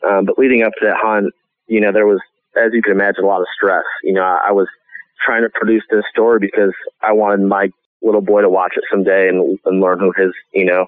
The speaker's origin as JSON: {"language": "English", "region": "New York", "country": "United States", "moved": "yes", "said": "when I was from New York"}